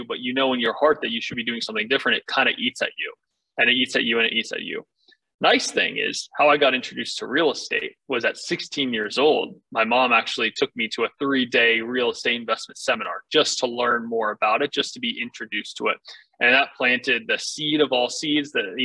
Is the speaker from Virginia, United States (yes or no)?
yes; Northern Virginia, United States; I grew up in Northern Virginia on a farm